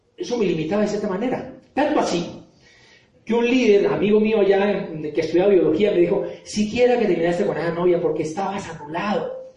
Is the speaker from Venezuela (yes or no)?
no; Popayán, Cauca, Colombia; moved away as an adult; now in Bogotá, Colombia; yo vengo de Popayán, soy de Popayán y llevo acá en Bogotá ya varios años